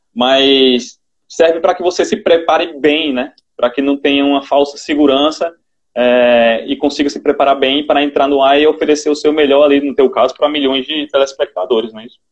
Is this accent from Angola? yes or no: no; Ceará, Brazil; uma apresentadora do Nordeste, que quer queira, quer não tenha, o sotaque da gente